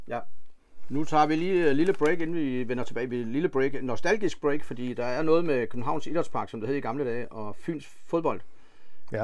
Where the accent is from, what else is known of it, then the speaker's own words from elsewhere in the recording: Funen, Southern Denmark, Denmark; vi er jo fynboer